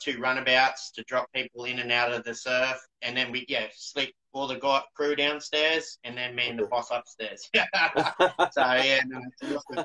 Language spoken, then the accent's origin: English; Coolangatta, Queensland, Australia; moved away as an adult; also born or lived in Indonesia; when I left my hometown of Coolangatta